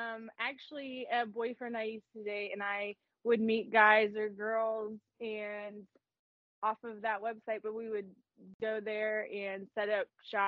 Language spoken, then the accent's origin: English; Riverside, Ohio, United States; also born or lived in Dayton, Ohio; I'm from Dayton. I grew up in Riverside. And then I live 35 minutes west now of Dayton.